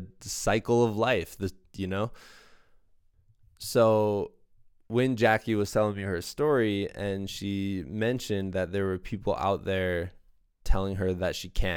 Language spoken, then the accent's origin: English; Iowa, United States; now in Colorado, United States; I'm from Iowa originally